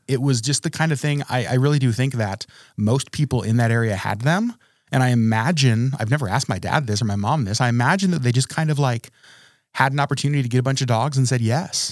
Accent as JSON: {"language": "English", "town": "Trapper Creek", "region": "Alaska", "country": "United States", "tie": "born or raised there", "also_born_or_lived": "Connecticut", "said": "I was born in Connecticut. Um, and moved to Alaska when I was three years old. My family moved us to Trapper Creek, Alaska"}